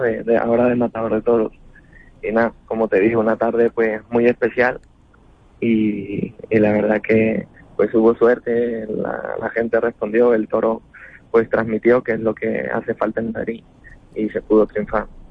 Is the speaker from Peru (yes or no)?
yes; Lima, Peru; now in Spain; nacido también en Perú y, y, tenga muchísimo aprecio en mi tierra